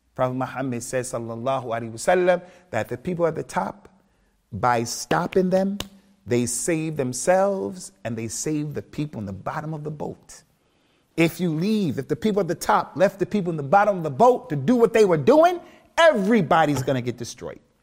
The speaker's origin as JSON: {"language": "English", "country": "United States", "also_born_or_lived": "Birmingham, United Kingdom / Keighley, United Kingdom / Liverpool, United Kingdom", "moved": "yes", "said": "me being African American"}